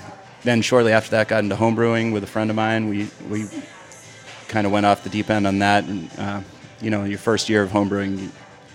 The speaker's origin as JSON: {"language": "English", "region": "Massachusetts", "country": "United States", "said": "I'm from Massachusetts all the way."}